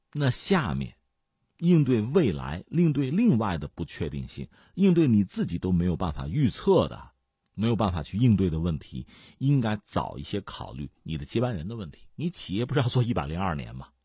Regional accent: China; 对我们中国人

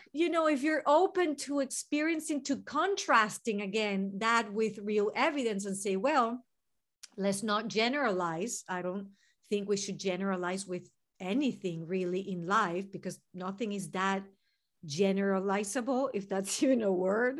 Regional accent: Venezuela; English is a second language; moved away as an adult; now in United States; I'm from Venezuela, in South America

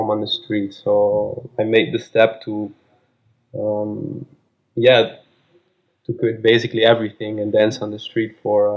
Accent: Amsterdam, North Holland, Netherlands; I'm from Amsterdam and I'm 32 years old.

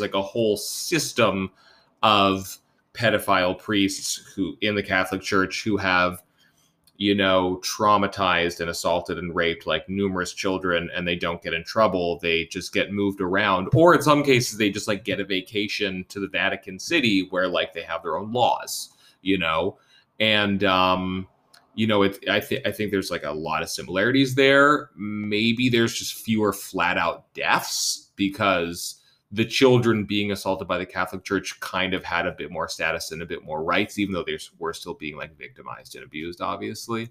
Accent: Vancouver, British Columbia, Canada; I'm a young guy growing up in Vancouver in the 80s and 90s.

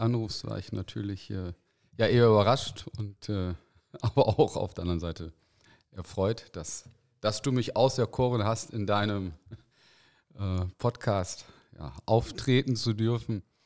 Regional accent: Osnabrück, Lower Saxony, Germany; also born or lived in Cologne (Junkersdorf); ich komme aus Osnabrück

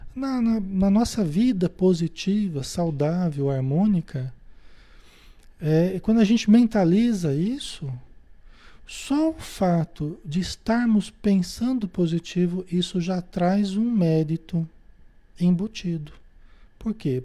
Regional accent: Marília, São Paulo, Brazil; Eu mesmo venho de uma cidade, eu nasci em Marília, em São Paulo, no interior de São Paulo

